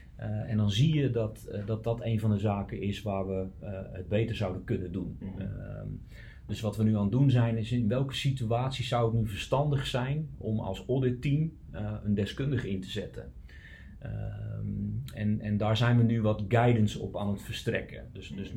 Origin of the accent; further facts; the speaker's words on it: Utrecht, Netherlands; Ik ben geboren en getogen Utrechter